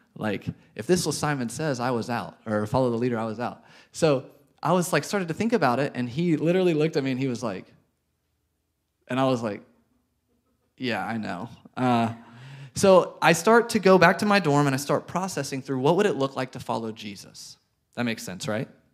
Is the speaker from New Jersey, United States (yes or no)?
no; Arkansas, United States; moved away as an adult; now in Chattanooga, United States; We are from Arkansas.